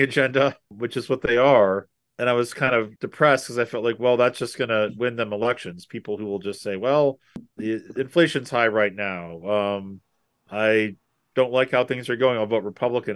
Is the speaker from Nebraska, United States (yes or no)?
yes; Nebraska, United States; moved away; a town near where I grew up in Nebraska